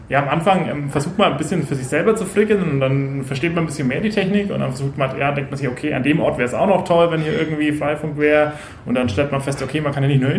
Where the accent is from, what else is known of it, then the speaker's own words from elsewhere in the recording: Franconia, Bavaria, Germany; Ich komme aus dem Dorf mit ja, 300 Kühen und 200 Einwohnern. so richtig, richtig Dorf.